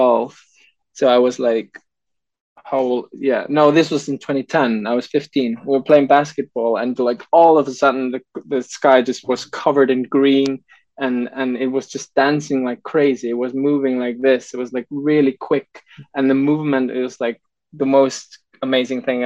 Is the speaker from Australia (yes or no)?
no; Iceland; I'm really proud to be from a country